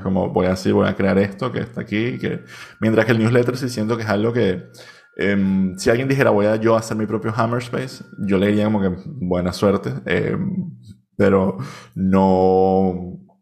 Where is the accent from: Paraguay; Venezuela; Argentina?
Venezuela; now in Barcelona, Spain